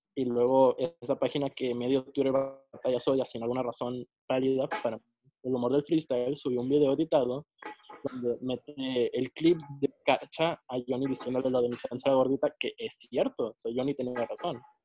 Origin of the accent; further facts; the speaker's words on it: northern Mexico, Mexico; yo soy del norte de México.